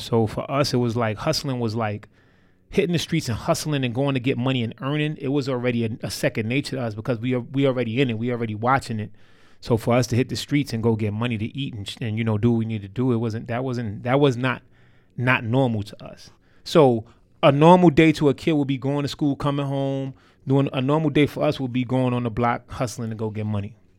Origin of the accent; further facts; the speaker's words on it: New York City, New York, United States; I'm from Harlem, New York City. Um, you know, uh, Polo Ground Projects to be exact